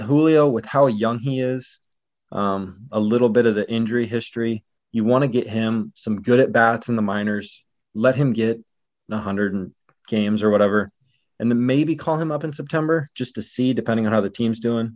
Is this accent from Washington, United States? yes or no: yes; Northwest Washington, United States; growing up in Northwest Washington